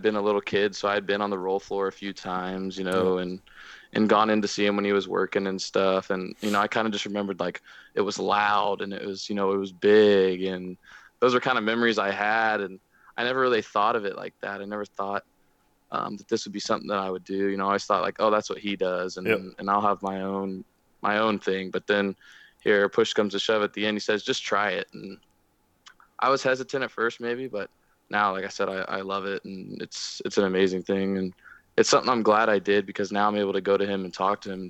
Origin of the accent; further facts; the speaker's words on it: Kansas City, Missouri, United States; also born or lived in South Carolina / Manhattan, Kansas; now in Kansas, United States; I'm not originally from Kansas. I was born in South Carolina, kind of grew up there for a little bit, moved to Kansas City when I was pretty young, spent 10 years in Kansas City, where I graduated just outside, just north of Kansas City